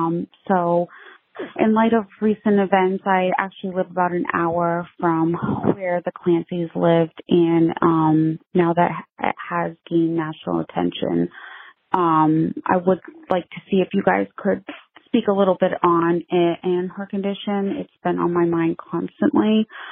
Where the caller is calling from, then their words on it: Massachusetts, United States; I'm calling from Massachusetts. I am a new mom.